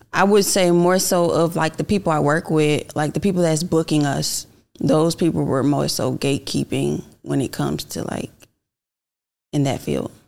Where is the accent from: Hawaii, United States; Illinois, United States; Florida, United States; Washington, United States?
Florida, United States; Miami; now in Atlanta, United States; I'm originally from Miami, Florida, but I've been here in Atlanta for the last ten years